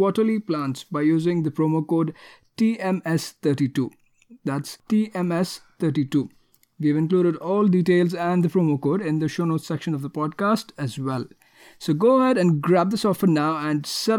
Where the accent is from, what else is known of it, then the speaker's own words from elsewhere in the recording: Bangalore, Karnataka, India; Bangalore, like where I come from